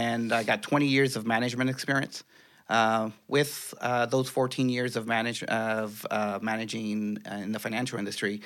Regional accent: Los Angeles, California, United States; also born or lived in El Paso del Ganado, Mexico; So they brought me to the San Fernando Valley. We were there for several years. I was raised there.

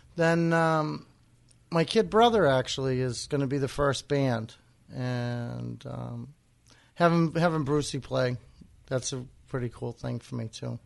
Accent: Wareham, Massachusetts, United States; I grew up in Wareham and, and spent a lot of time in Onset.

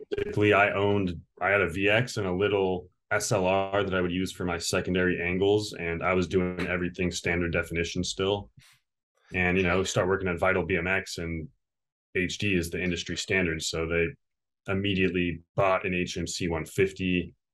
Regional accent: Victorville, California, United States; also born or lived in Ohio; now in Long Beach, United States; I grew up in the high desert, which Apple Valley, Victorville, it's kind of on the way to Las Vegas

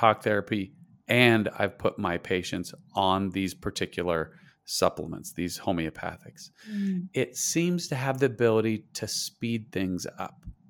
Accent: Idaho, United States; I grew up in Idaho in the United States. Okay. We're talking, it's cold. I grew up on a potato farm. I had 64 people in my high school graduating class.

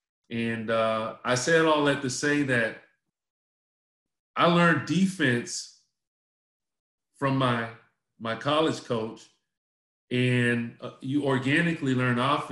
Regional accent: Charlotte, North Carolina, United States; moved away as an adult; also born or lived in Washington, D.C.; I grew up in Charlotte, North Carolina

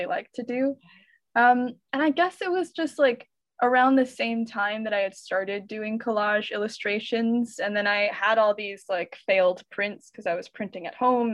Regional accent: Pennsylvania, United States; moved away as an adult; also born or lived in New York City; I grew up in Pennsylvania, so I'm originally from a small mushroom farming town.

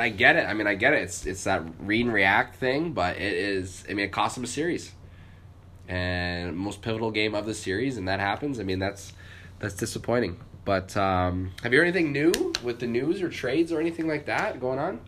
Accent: San Jose, California, United States; also born or lived in Los Gatos; I was born in San Jose

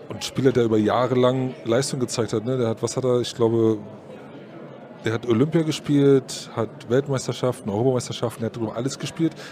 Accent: Berlin, Germany; Ich bin Berliner, bin da groß geworden ne?

